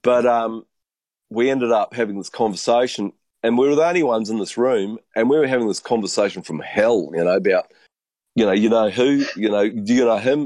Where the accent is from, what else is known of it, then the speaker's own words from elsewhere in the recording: New Zealand; me being a Kiwi